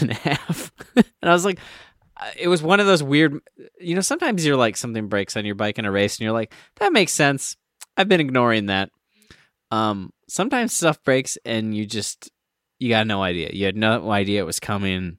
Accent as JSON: {"language": "English", "region": "Minnesota", "country": "United States", "said": "I was from Minnesota"}